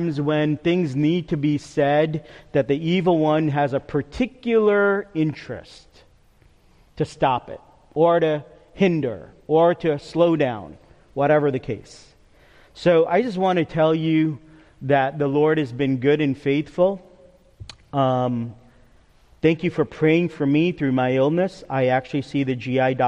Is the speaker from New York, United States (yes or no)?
yes; New York, United States; moved away; also born or lived in Cedarville College; I can go as a New Yorker a mile a minute